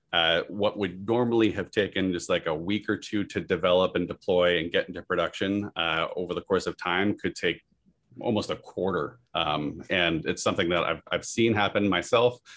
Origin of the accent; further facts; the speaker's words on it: Massachusetts, and Vermont, New England, United States; moved away as an adult; also born or lived in San Diego / Silicon Valley; now in Cary, United States; I grew up in New England, Massachusetts, and Vermont.